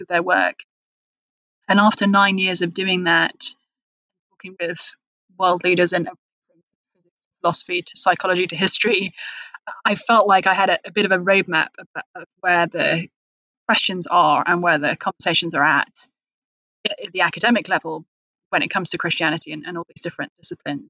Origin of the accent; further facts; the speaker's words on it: United Kingdom; moved away as an adult; now in United States; if you're English in America